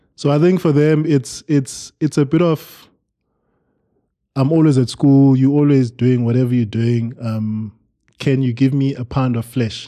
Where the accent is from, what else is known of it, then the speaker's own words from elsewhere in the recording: Eastern Cape, South Africa; moved away; we are from the Eastern Cape